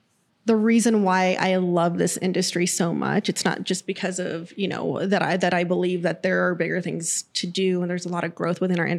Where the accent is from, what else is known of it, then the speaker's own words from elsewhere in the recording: New Mexico, United States; I grew up in New Mexico